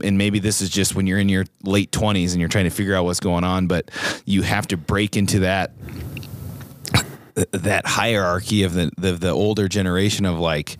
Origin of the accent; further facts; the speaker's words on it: Sheridan, Wyoming, United States; we're third generation Wyomingites. We're both from Sheridan